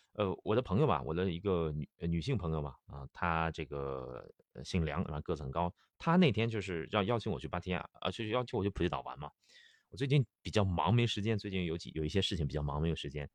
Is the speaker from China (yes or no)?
yes; China; moved away; also born or lived in Chiang Mai, Thailand / Pattaya, Thailand; 我们内地人